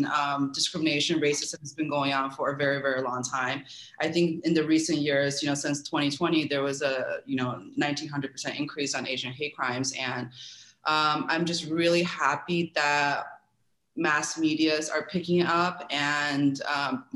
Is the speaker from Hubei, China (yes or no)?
no; Kunming, Yunnan, China; now in United States; I was born in Kunming, China, which is a smaller town in the southern part of China